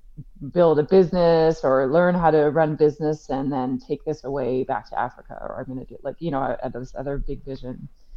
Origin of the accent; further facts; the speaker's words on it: Victoria, British Columbia, Canada; moved away as an adult; also born or lived in Vancouver / Kenya; I'm from Victoria on the Vancouver Island and moved to Vancouver to do my BA in English at SFU